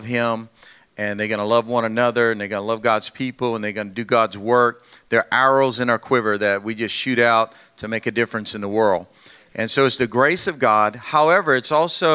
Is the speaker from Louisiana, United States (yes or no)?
yes; Louisiana, United States; we're from Louisiana. I got a good Louisiana woman